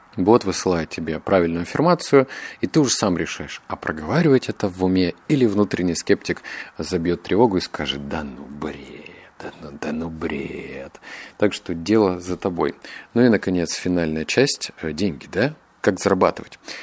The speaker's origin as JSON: {"language": "Russian", "town": "Novosibirsk", "region": "Novosibirsk Oblast", "country": "Russia", "said": "я обычный парень из Новосибирска"}